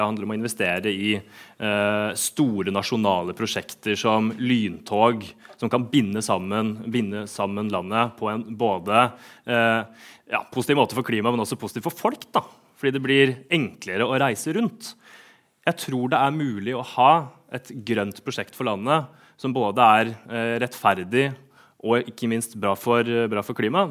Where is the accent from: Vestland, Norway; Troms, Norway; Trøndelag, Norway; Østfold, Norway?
Østfold, Norway; Sarpsborg; hjemme i min hjemby, Sarpsborg